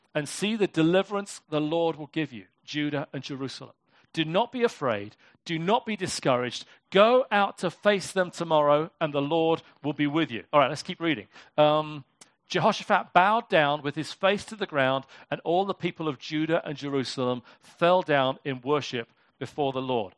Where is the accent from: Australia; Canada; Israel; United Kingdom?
United Kingdom; I'm British